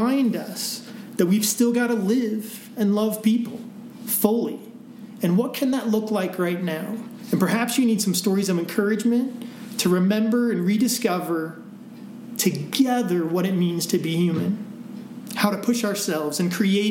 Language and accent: English; Midwest, United States; now in Breckenridge, United States; I grew up in the Midwest